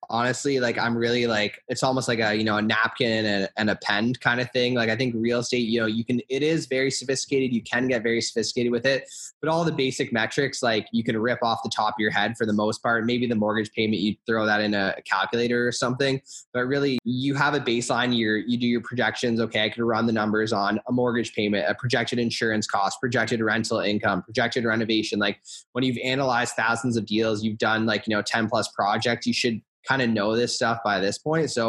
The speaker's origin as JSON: {"language": "English", "town": "Hamilton", "region": "Ontario", "country": "Canada", "said": "For me, I started in Hamilton because I was from Hamilton, so it's just really easy from that standpoint. And I was lucky to be from a city that happened to be just a really good investment area."}